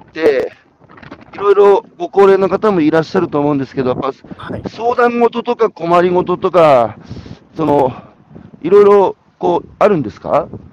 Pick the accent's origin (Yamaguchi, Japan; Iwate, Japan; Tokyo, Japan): Iwate, Japan; Hanamaki; 僕、岩手の花巻なんですが